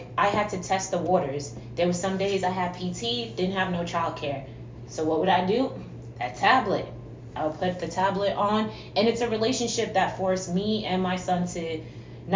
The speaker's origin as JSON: {"language": "English", "town": "New York City", "region": "New York", "country": "United States", "said": "I am originally from New York City"}